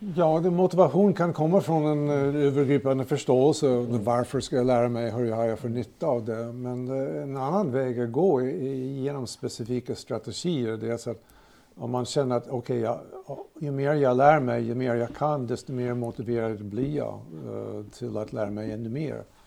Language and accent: Swedish; United States; Swedish is a second language; now in Sigtuna, Sweden; kommer också från USA. Bott här 50 år.